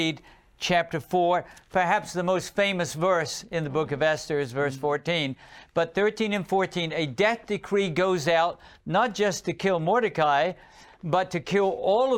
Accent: England, United Kingdom; I grew up in England

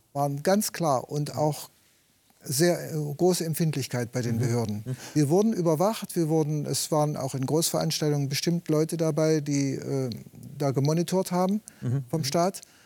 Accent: Eastern Harz, Wernigerode district, Saxony-Anhalt, Germany; moved away as an adult; also born or lived in Friedensau, Saxony-Anhalt; Geboren wurde ich im Ostharz, Landkreis Wernigerode. Und dann nach meiner Berufsausbildung bin ich umgezogen nach Friedensau

